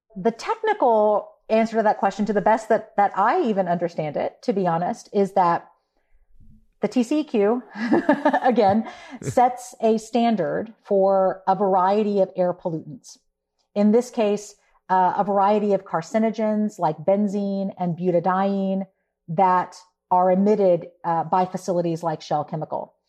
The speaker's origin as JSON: {"language": "English", "town": "Houston", "region": "Texas", "country": "United States", "tie": "born or raised there", "said": "I uh, was born and raised in Houston"}